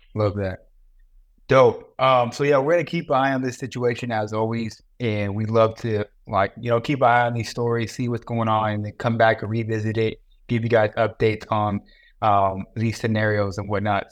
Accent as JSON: {"language": "English", "region": "California", "country": "United States", "tie": "born or raised there", "said": "I grew up in California."}